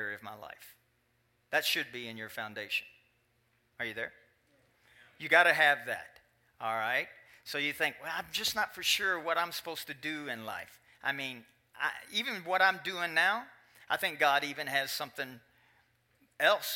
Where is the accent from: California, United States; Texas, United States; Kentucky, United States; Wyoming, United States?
Kentucky, United States; moved away; In Kentucky, my home state